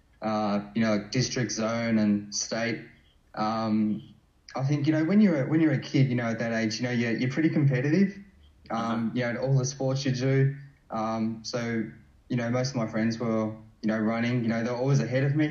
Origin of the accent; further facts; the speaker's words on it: Melbourne, Victoria, Australia; I grew up in like you know, northern suburbs of Melbourne